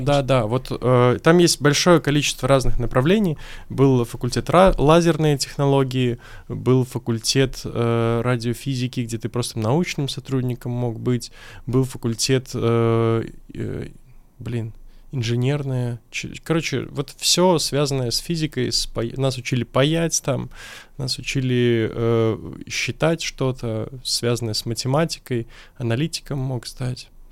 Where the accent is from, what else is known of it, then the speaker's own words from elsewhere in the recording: Minsk, Belarus; moved away as an adult; now in Moscow, Russia; я сам родом из Беларуси